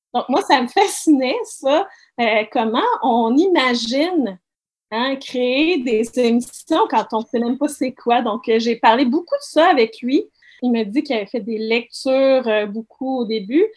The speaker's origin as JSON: {"language": "French", "town": "Saguenay", "region": "Quebec", "country": "Canada", "tie": "born or raised there", "said": "je suis originaire du Saguenay"}